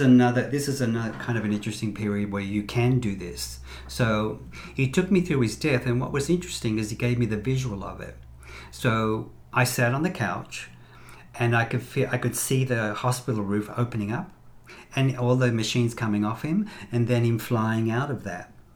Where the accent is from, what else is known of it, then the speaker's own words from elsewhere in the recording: Sydney, New South Wales, Australia; moved away; also born or lived in Las Vegas / Los Angeles; I'm from Sydney, Australia uh, originally